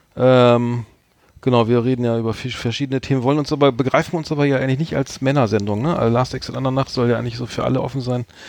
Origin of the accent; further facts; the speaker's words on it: Bremen, Germany; ich als Bremer bin natürlich Werder Bremen-Fan